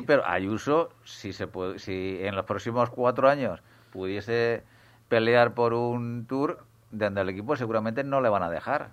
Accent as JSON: {"language": "Spanish", "country": "Spain", "said": "como aficionado español al ciclismo"}